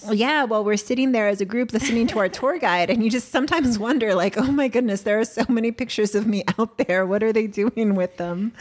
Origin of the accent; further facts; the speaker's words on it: San Diego, California, United States; we're from San Diego.